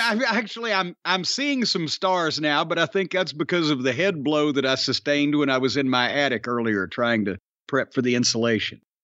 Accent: Louisville, Kentucky, United States; is in my hometown

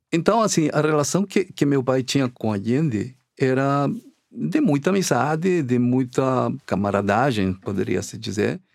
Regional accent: Chile; now in Brazil; eu sou chileno

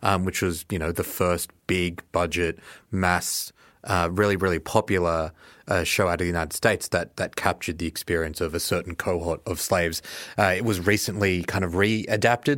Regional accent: Australia; as an Australian

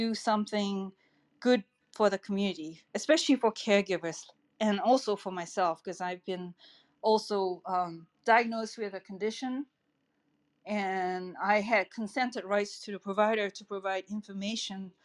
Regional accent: Singapore; now in El Granada, United States; I'm originally from Singapore

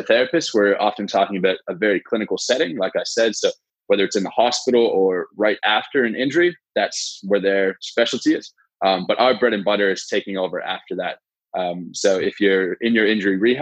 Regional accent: Canada; moved away as an adult; now in Australia; I grew up in Canada

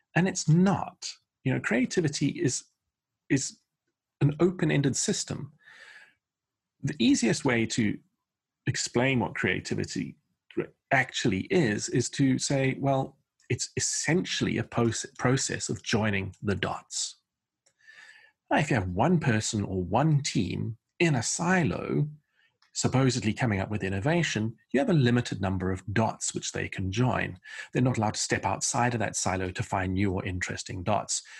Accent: South Africa; moved away as an adult; also born or lived in Portsmouth, England / London, England; I was born in a harbour town called Portsmouth in the southeast of England, and my family emigrated by ship to South Africa in nineteen seventy-four, uh, which is where I went to school, went to university

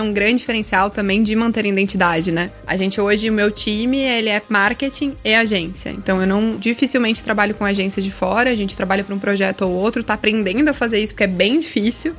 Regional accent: Rio Grande do Sul, Brazil; moved away; also born or lived in Rio de Janeiro; Eu sou gaúcha, não sou carioca, mas tenho ali uma certidãozinha de nascimento carioca, fiquei bastante tempo lá

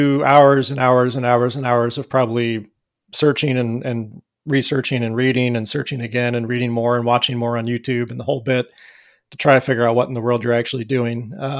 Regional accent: Missouri, United States; I'm from Missouri. I can't do dry.

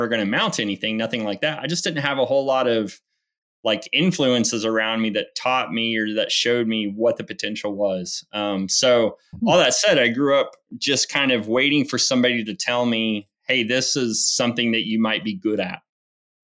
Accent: Enid, Oklahoma, United States; moved away as an adult; now in Alabama, United States; I was born and raised in Enid

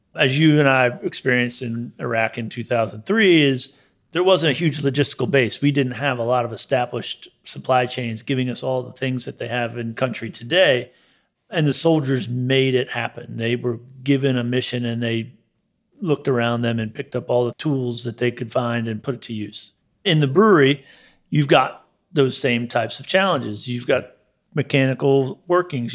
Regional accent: Gaithersburg, Maryland, United States; also born or lived in Hutchinson, Kansas; now in Savannah, United States; I was born in Hutchison, Kansas, and, uh, raised in Gaithersburg, Maryland.

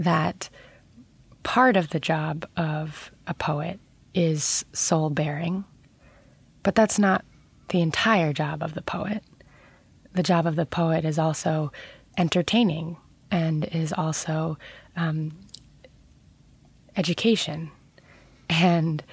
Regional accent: New York City, New York, United States; I grew up very near the World Trade Center.

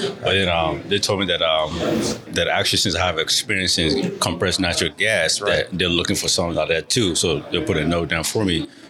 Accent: Nigeria; moved away as an adult; now in Dallas, United States; As a Nigerian, West African.

